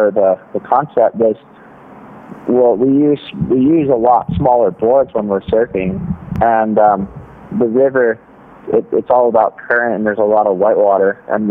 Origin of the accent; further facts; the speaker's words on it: North Shore, Oahu, Hawaii, United States; I grew up in Hawaii on Oahu and on the North Shore